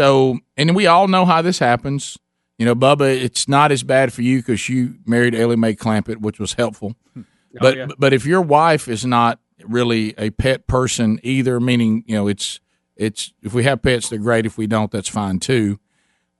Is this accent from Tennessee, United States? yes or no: no; Calhoun County, Alabama, United States; We were raised in Calhoun County in Alabama